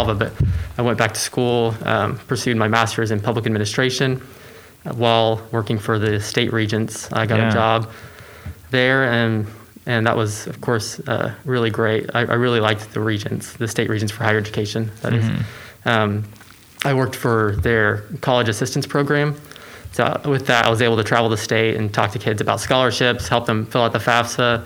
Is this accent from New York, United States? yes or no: no; Edmond, Oklahoma, United States; also born or lived in Alva, Oklahoma; So I grew up in Oklahoma. Went to Deer Creek High School, and you know, through all my schooling really since first grade.